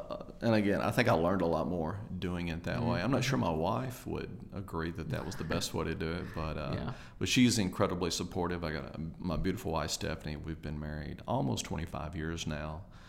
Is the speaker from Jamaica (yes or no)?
no; Jackson, United States; Jackson is home. My parents are here, born and raised.